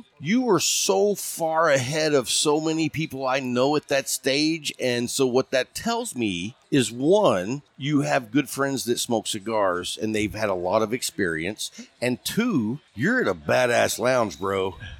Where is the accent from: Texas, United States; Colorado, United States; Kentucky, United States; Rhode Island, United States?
Texas, United States; Lubbock; also born or lived in Houston, Texas; now in Abilene, United States; I grew up in West Texas, and I ended up moving from West Texas to Houston, and I grew up in Lubbock.